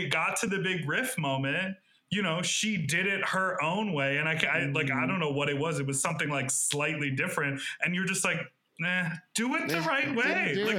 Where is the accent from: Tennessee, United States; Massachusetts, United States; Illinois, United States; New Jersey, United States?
Illinois, United States; Evanston; moved away; also born or lived in Chicago; But I loved living in Chicago, and I'm from Evanston. So like that whole vibe is very much what I'm used to.